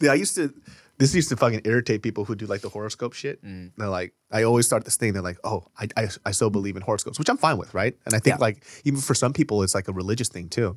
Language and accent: English; Sacramento, California, United States; we grew up in Sacramento